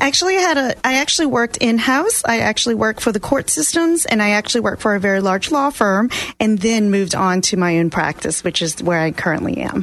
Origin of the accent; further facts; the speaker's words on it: New Orleans, Louisiana, United States; moved away; I am originally from New Orleans, Louisiana